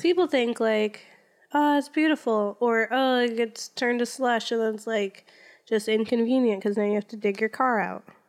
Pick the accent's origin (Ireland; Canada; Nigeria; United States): United States; Florida; moved away; I'm from Florida. And we don't have snow there